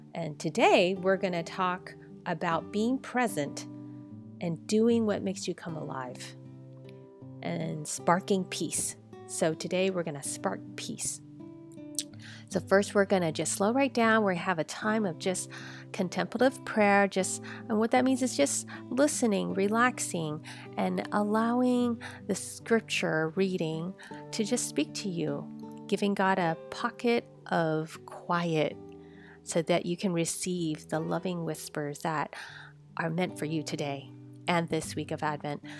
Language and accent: English; United States; I'm Chinese American.